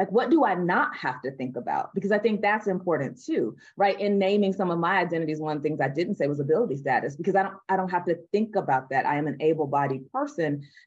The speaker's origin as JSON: {"language": "English", "region": "the South", "country": "United States", "tie": "born or raised there", "said": "I'm born and raised in the South here in the United States"}